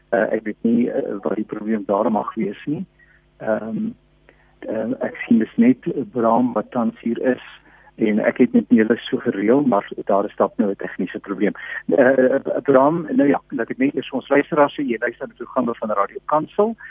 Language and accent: Afrikaans; South Africa